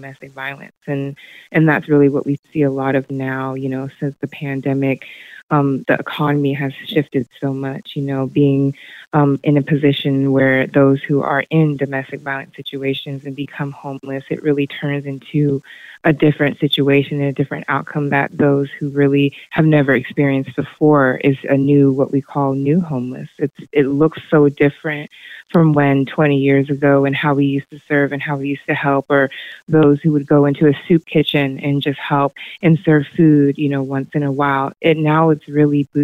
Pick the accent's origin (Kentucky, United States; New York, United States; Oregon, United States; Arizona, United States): Oregon, United States; Hillsboro; moved away as an adult; I was born and raised in Hillsborough, Oregon, right here in Washington County